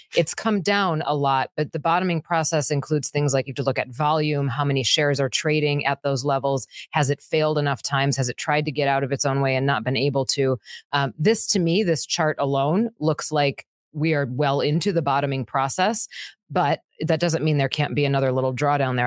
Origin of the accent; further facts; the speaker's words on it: Wisconsin, United States; I'm from Wisconsin.